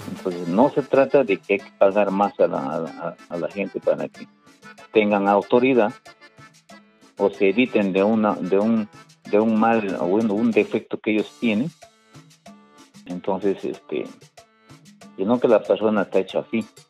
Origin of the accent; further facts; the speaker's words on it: Tarapoto, San Martín, Peru; yo soy de, yo soy de, San Martín, soy de Tarapoto